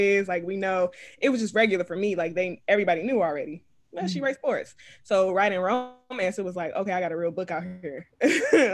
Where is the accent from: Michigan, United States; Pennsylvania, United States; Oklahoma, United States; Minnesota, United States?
Michigan, United States; Detroit; also born or lived in Philadelphia; I'm from Philadelphia, but I was raised in Detroit. So I just say I'm from Detroit most of the time.